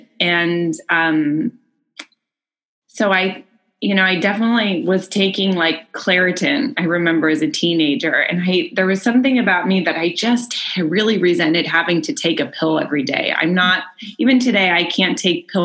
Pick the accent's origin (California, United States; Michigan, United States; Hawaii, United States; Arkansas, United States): California, United States; Bay Area, Northern; I grew up in the Bay Area in Northern California